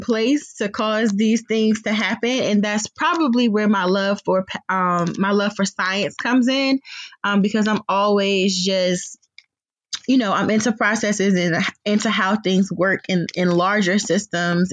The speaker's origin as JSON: {"language": "English", "area": "Prince George's County", "region": "Maryland", "country": "United States", "moved": "as an adult", "lives_now": "Baltimore, United States", "said": "I am originally from Prince George's County. I made my way to the Baltimore area by way of Towson University many, many years ago."}